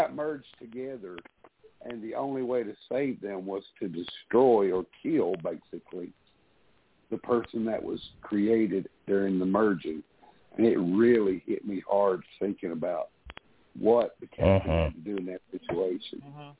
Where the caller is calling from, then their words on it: Tennessee, United States; I'm calling you from Tennessee.